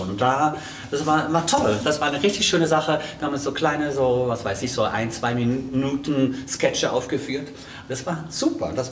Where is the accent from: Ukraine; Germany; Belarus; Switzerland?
Switzerland; ich bin ja Schweizer, ne? ich komme aus der Schweiz.